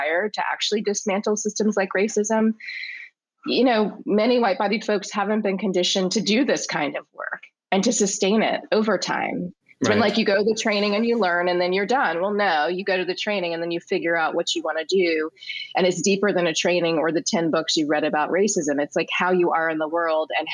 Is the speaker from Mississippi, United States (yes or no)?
no; Richmond, Virginia, United States; I'm from Richmond